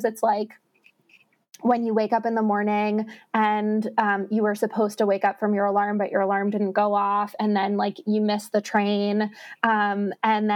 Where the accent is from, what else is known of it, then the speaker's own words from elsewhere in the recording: New York City, New York, United States; now in Salt Lake City, United States; I grew up in New York City, and New York City Marathon Day is just like my favorite